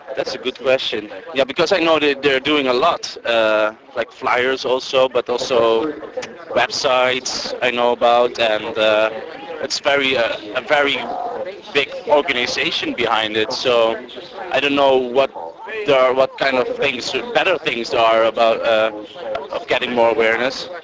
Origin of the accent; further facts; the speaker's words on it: Netherlands; English is a second language; moved away as an adult; now in Madison, United States; I'm from the Netherlands